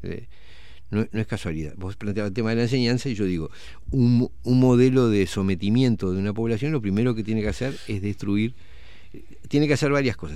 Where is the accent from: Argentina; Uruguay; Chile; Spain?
Uruguay; como uruguayos